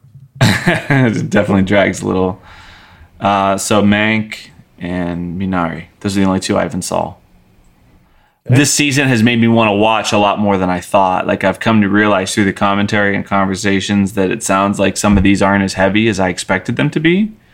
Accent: United States; me as an American speaker

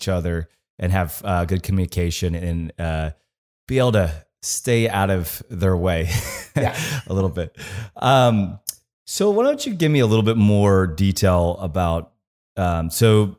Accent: Kansas, United States; I'm from Kansas. So I grew up in the country

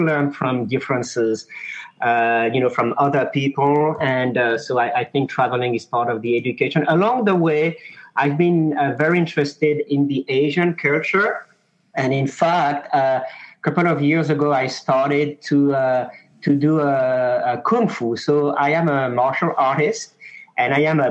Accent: France; accent: French; also born or lived in Mauritius; now in Houston, United States; I do have a French accent, yet I've been living in France for many years. But I was born in a small island in the Indian Ocean called Mauritius.

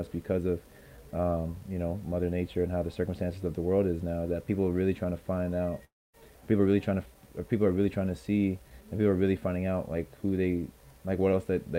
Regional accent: Canada; also born or lived in Alabama, United States; a Canadian high school graduate

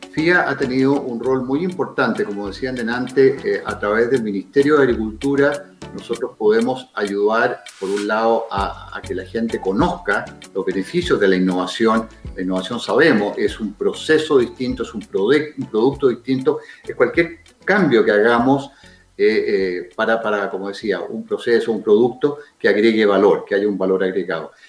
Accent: Chile

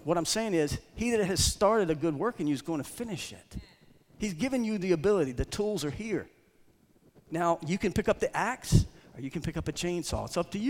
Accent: Boston, Massachusetts, United States; I come from Boston.

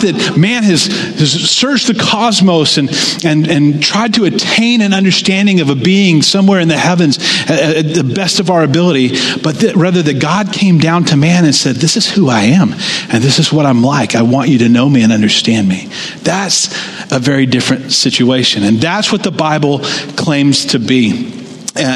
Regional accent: United States; us as American Christians

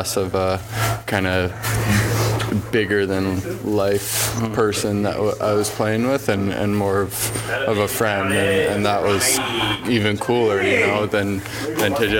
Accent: Montreal, Quebec, Canada; Growing up in Montreal

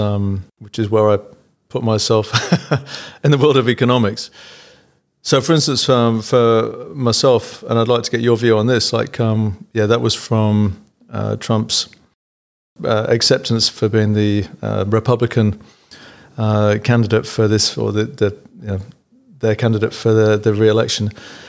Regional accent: England, United Kingdom; now in Australia; growing up in England with the NHS, which always gets, you know, bagged as being not very good

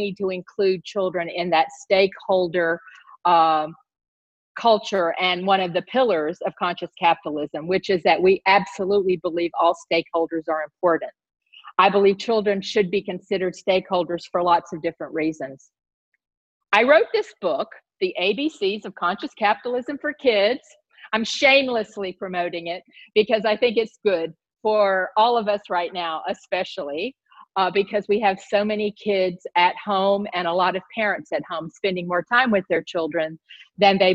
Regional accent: the South, United States; I grew up in the South. I grew up in the southern part of the United States

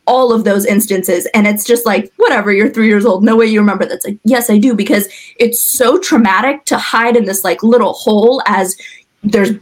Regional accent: Afghanistan; now in United States; I'm from Afghanistan

